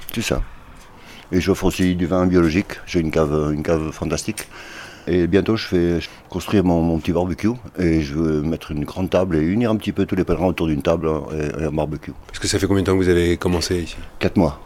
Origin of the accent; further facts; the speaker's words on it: Portugal; now in Spain; Je suis portugais, d'origine.